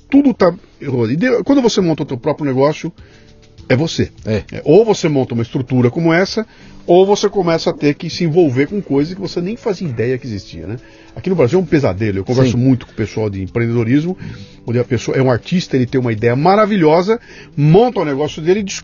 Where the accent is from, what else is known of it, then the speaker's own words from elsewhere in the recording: Portugal; Eu sou português, estou aqui, estou cuidando daqui, estamos desenvolvendo tudo aqui em Portugal